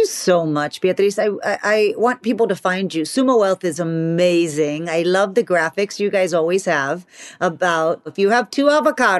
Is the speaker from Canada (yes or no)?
no; United States; I'm an American.